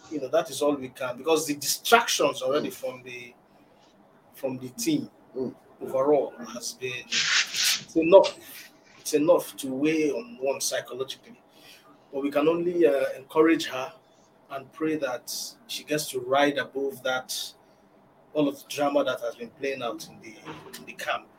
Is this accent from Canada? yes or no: no; Nigeria; speaking as a Nigerian